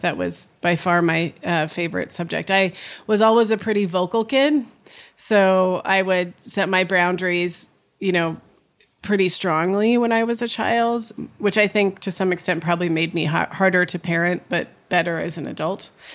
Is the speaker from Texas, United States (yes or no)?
no; California, United States; I grew up in California.